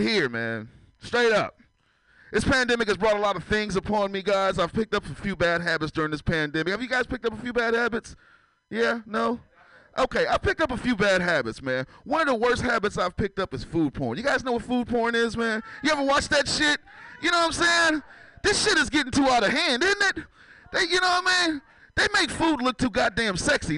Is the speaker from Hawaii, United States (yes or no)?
no; San Francisco, California, United States; I'm from San Francisco